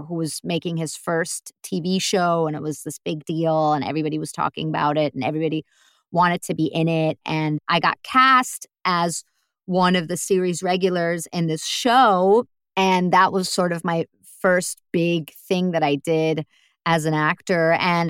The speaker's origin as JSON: {"language": "English", "region": "New York", "country": "United States", "lives_now": "Germany", "said": "And I was from New York."}